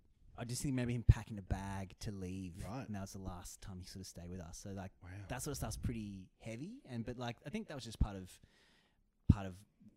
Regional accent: Blacktown, New South Wales, Australia; So I grew up originally around Blacktown near Maryong is the was the suburb, and I was there with my brother and my mum and my dad.

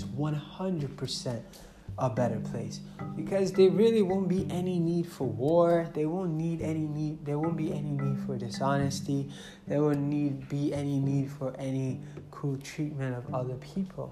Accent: Nigeria; moved away; I came from Nigeria

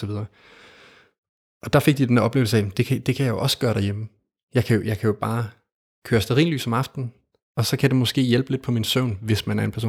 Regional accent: Denmark; jeg startede i Danmark i ikke så langt herfra, i en skov, meget tæt på, hvor jeg voksede op.

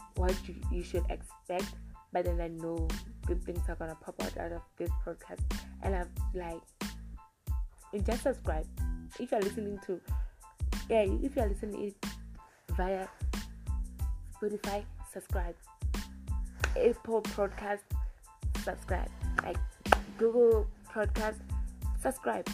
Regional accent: South Africa; I was born in South Africa and I still stay in South Africa and I haven't traveled out of South Africa.

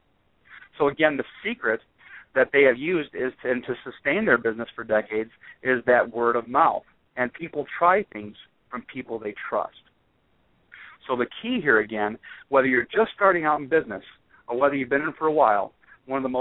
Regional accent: right outside of Chicago, northwest Indiana, United States; I grew up right outside of Chicago in northwest Indiana.

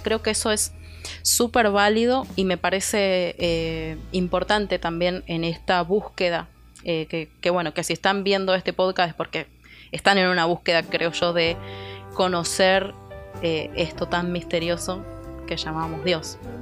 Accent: Argentina; moved away as an adult; now in Houston, United States; soy argentina, vivo en Houston hace un año y medio

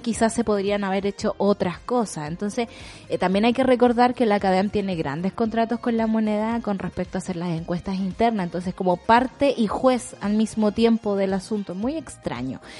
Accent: Chile

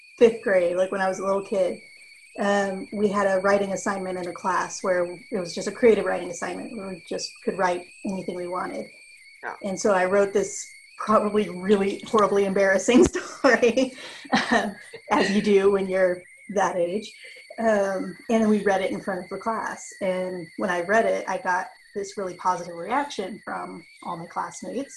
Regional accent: Austin, Texas, United States; I'm from Austin, Texas.

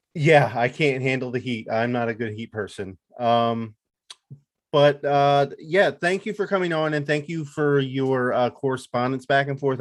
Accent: Lehigh Valley, Pennsylvania, United States; also born or lived in Chicago; I grew up in the Lehigh Valley, so Allentown, Easton, Bethlehem

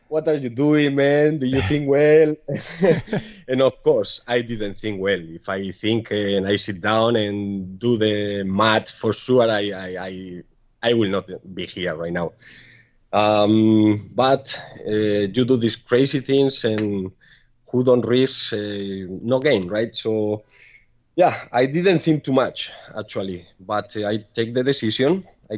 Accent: Pamplona, Navarre, Spain; English is a second language; moved away as an adult; also born or lived in Ibiza; now in Ko Lipe, Thailand; I'm from Pamplona, but my last four years was in Spain, was in Ibiza, working in a club.

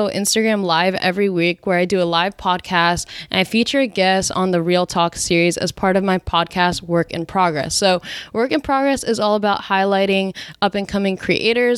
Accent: New Jersey, United States; now in San Francisco Bay Area, United States; I'm from New Jersey, but I live out in the Bay

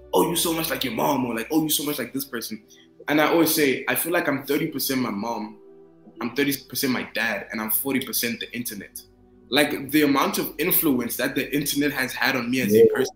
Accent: Zimbabwe; moved away; I grew up in Zimbabwe

